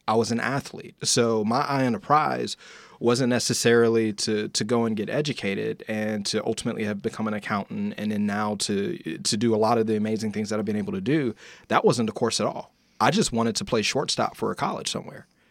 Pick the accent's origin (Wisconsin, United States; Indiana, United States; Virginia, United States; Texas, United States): Indiana, United States; I'm from Indiana